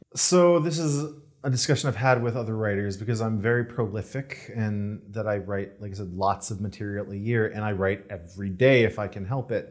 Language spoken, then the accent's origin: English; Detroit, Michigan, United States; moved away as an adult; also born or lived in Virginia Beach, Virginia; now in Los Angeles, United States; I'm originally from Detroit area